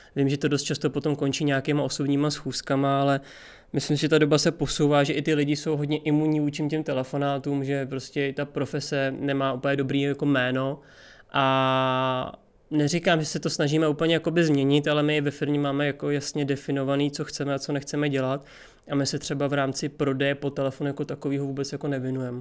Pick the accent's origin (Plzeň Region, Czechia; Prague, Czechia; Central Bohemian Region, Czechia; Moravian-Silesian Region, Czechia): Prague, Czechia; tak jsem z Prahy, narodil jsem se v Praze, žiju celý život v Praze.